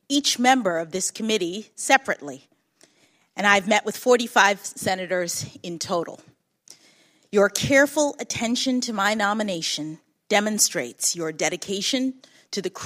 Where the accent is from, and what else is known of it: Washington, District of Columbia, United States; born or raised there